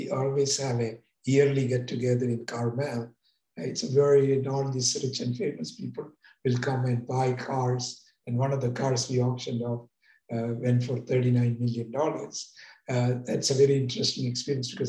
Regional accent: India; moved away as an adult; now in California, United States; I came to America from India as a student to California Institute of Technology

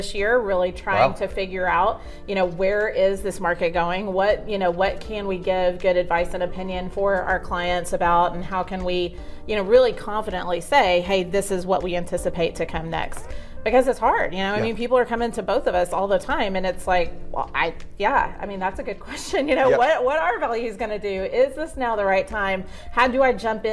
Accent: Arlington, Texas, United States; Arlington is home. So I was born in Arlington Memorial and really haven't left

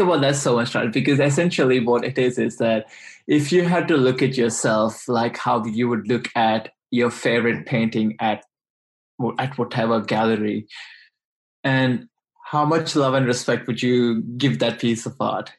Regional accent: India; English is a second language; moved away as an adult; now in Australia; i grew up in India and I've been in Australia for the last three and a half years

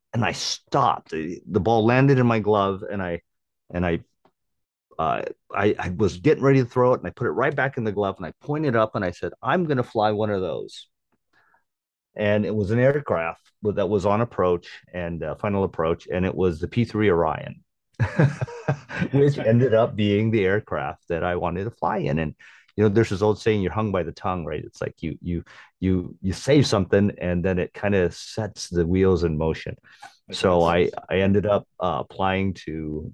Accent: Guam; moved away; I was born and raised in Guam

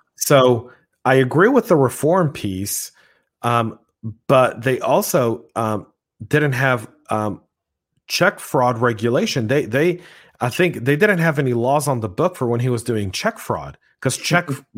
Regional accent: United States; I, as an American in my own country

